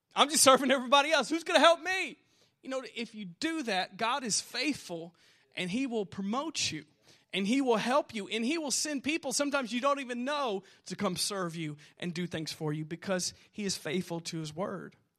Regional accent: Southern Indiana, United States; I'm a loser from Southern Indiana

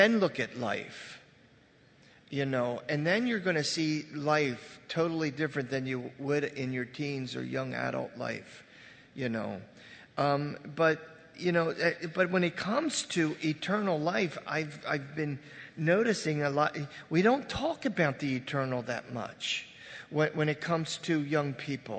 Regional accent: Red Bank, United States; I grew up right on Red Bank here

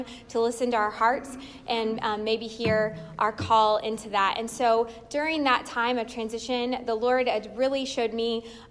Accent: Indiana, United States; moved away as an adult; now in Ontario, Ohio, United States; we were born and raised in Indiana

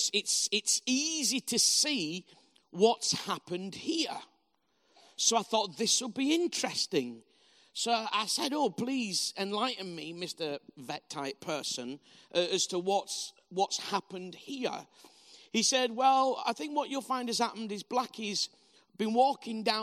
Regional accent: Bradford, Yorkshire and the Humber, United Kingdom; also born or lived in Huddersfield; I'm from Bradford originally, spelled B-R-A-T-F-O-R-D. And in Bradford, which is how we pronounce it

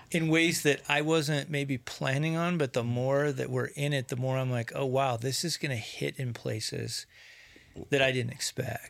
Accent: United States; to grow up as American

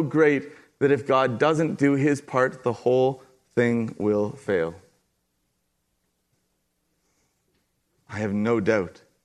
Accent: Kincardine, Ontario, Canada; Kincardine, Ontario

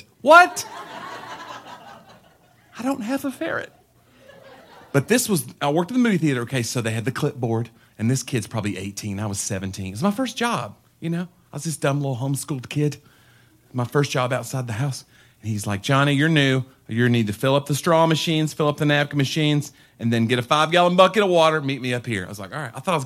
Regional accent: Tennessee, United States; I'm from Tennessee

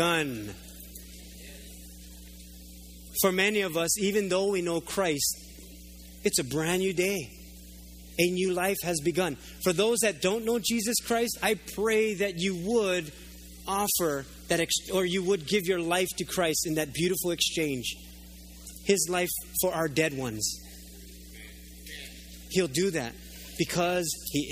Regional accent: Oahu, Hawaii, United States; I was living here because I grew up on Oahu

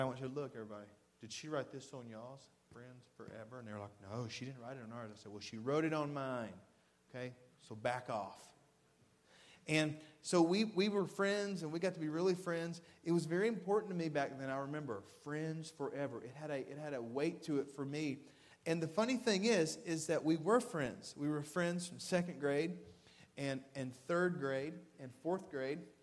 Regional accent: Waverly, Tennessee, United States; born or raised there; also born or lived in Camden, Tennessee

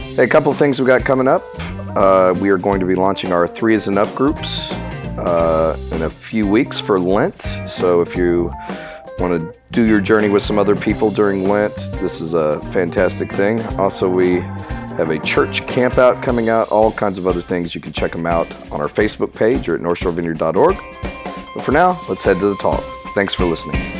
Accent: Texas, United States; my family, and we're from Texas

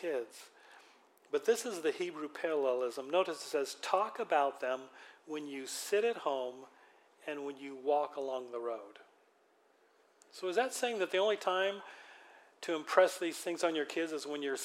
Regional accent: Western Washington, United States; also born or lived in Philippines; Growing up in Western Washington

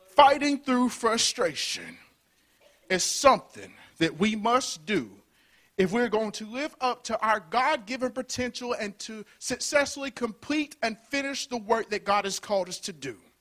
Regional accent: Birmingham, Alabama, United States; Born and raised in Birmingham, Alabama

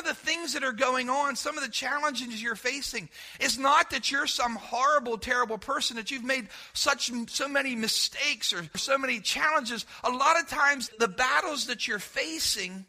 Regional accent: Centerville, United States; When I was a kid growing up in Centerville

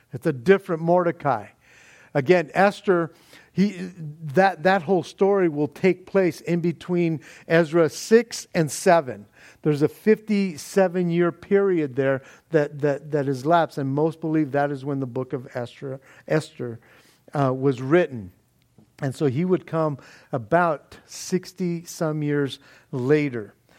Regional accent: Norwalk, United States; lived in my hometown of Norwalk

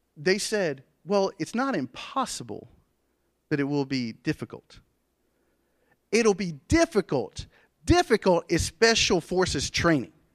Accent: Andrew, United States; I grew up in Andrew

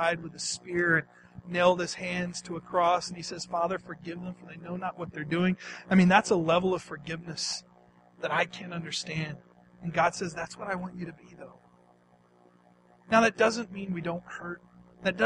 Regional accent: East Texas, United States; Growing up in East Texas, my favorite thing to do with my dad was to go hunting

